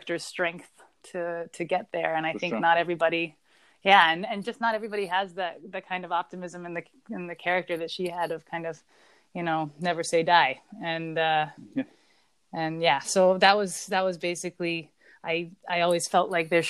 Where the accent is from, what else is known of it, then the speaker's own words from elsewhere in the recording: Vienna, Austria; Vienna, where my hometown is